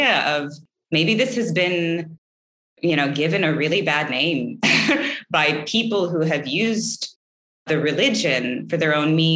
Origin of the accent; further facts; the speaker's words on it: the Bible Belt, United States; also born or lived in Oklahoma; I grew up in the Bible Belt, and I was raised Catholic